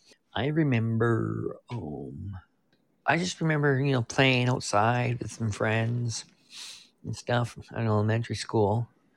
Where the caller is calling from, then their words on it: Prince George, British Columbia, Canada; I'm calling from Prince George, BC, Canada.